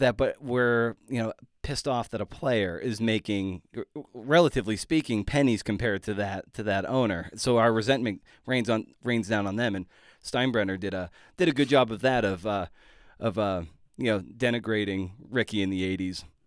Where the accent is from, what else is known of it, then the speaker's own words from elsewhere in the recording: Lakeville, Massachusetts, United States; I grew up in southeastern Massachusetts